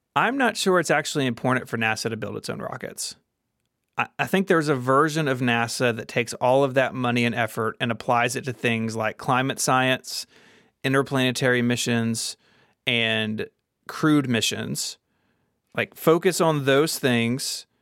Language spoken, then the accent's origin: English; Memphis, Tennessee, United States; here in my hometown of Memphis, Tennessee